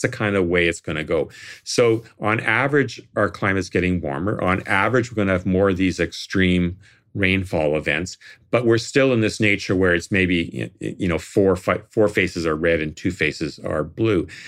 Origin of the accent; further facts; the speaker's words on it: Toronto, Ontario, Canada; now in Nova Scotia, Canada; I come from Toronto, which has a lot of thunderstorms